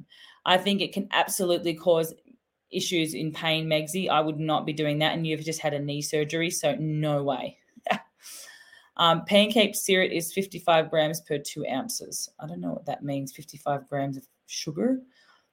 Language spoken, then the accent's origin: English; Australia; I'm Aussie